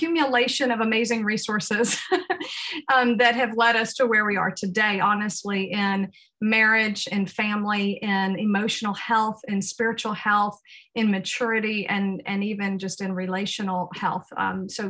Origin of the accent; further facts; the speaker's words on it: the South of the United States, United States; moved away as an adult; also born or lived in Uruguay; I was raised in the South of the United States